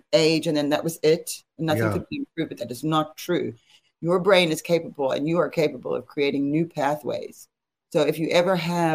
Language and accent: English; South Africa; moved away; I'm from South Africa, which is not far from Zimbabwe